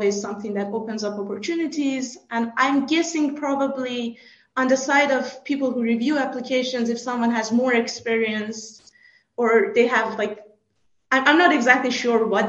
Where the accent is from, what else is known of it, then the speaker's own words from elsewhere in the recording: Iran; moved away as an adult; also born or lived in Canada / France / United States; now in Salzburg, Austria; I grew up in Iran. I moved to Canada for my master's